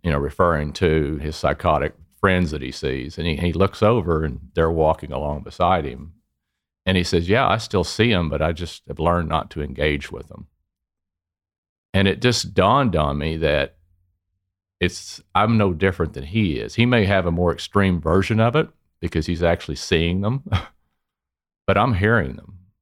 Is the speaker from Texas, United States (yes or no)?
yes; Dallas, Texas, United States; Originally from Dallas, it was in the oil and gas business